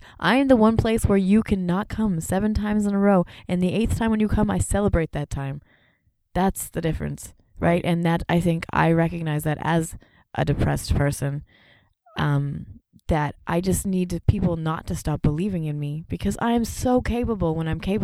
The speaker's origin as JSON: {"language": "English", "country": "Canada", "moved": "as an adult", "lives_now": "United States", "said": "I'm also Canadian"}